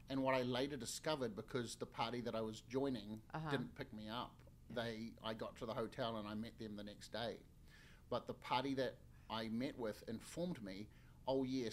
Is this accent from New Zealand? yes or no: yes; New Zealand; moved away as an adult; now in Orange County, United States; I was born and raised in New Zealand.